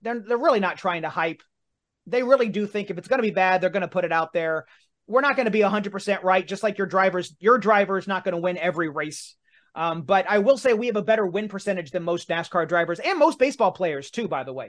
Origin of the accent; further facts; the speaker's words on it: Martinsville, Indiana, United States; my hometown of Martinsville, Indiana